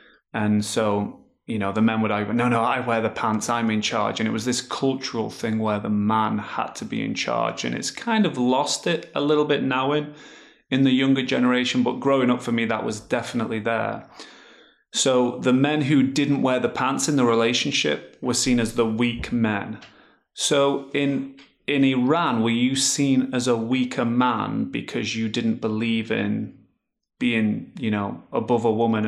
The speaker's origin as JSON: {"language": "English", "region": "England", "country": "United Kingdom", "tie": "born or raised there", "said": "growing up in England, I grew up in a good family."}